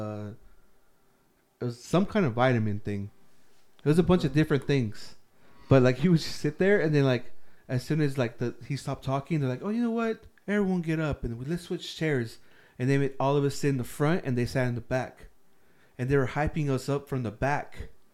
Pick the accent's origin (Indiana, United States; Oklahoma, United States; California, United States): California, United States; Riverside; I'm from Riverside